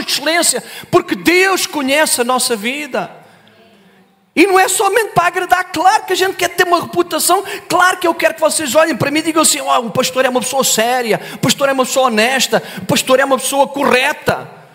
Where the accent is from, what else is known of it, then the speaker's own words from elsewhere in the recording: Olhão, Algarve, Portugal; Eu sou do Algarve, sou do Olhão. Terra abençoada.